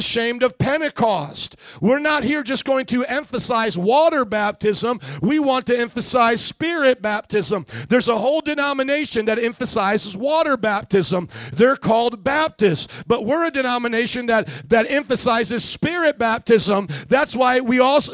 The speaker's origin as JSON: {"language": "English", "town": "Fort Wayne", "region": "Indiana", "country": "United States", "tie": "born or raised there", "said": "Fort Wayne in my hometown"}